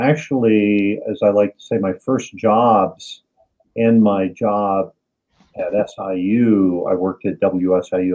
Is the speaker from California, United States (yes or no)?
no; Wheaton, Illinois, United States; I grew up in Wheaton, Illinois.